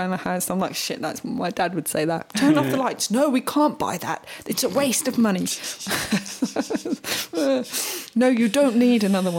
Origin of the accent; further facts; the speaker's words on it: Vitina, Federation of Bosnia and Herzegovina, Bosnia & Herzegovina; English is a second language; I grew up in Vitina in Herzegovina. I was lucky if I got a stick to bang on a stone.